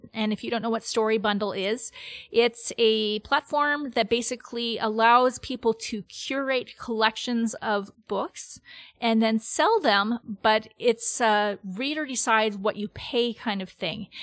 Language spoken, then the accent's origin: English; Canada; I'm Canadian